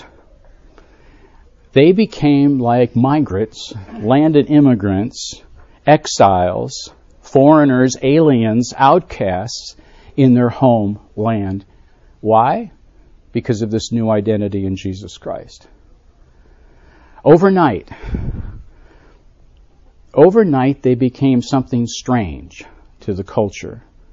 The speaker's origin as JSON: {"language": "English", "region": "Western New York", "country": "United States", "tie": "born or raised there", "said": "I grew up in Western New York."}